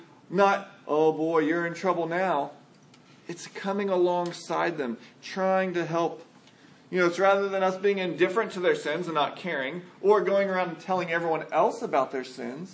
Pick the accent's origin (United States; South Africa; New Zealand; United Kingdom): United States; San Antonio, Texas; I grew up in San Antonio